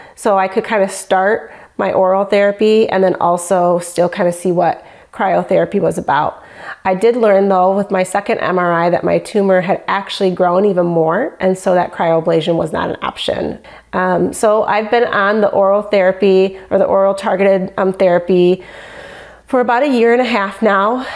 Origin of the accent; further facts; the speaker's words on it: Michigan, United States; I'm from Michigan.